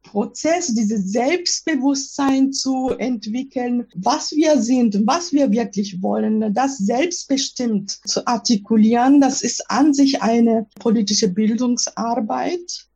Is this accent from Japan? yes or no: yes; Japan; German is a second language; now in Germany; als Japanerin